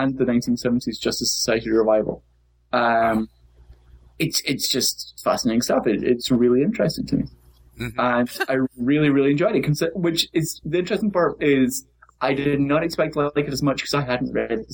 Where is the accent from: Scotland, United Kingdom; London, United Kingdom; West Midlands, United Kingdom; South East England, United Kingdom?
Scotland, United Kingdom; stereotypically Scottish